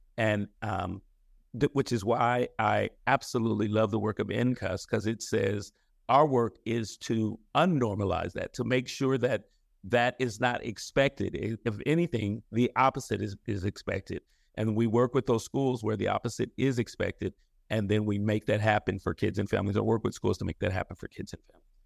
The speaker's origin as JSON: {"language": "English", "town": "San Francisco", "region": "California", "country": "United States", "tie": "born or raised there", "said": "born and raised in San Francisco"}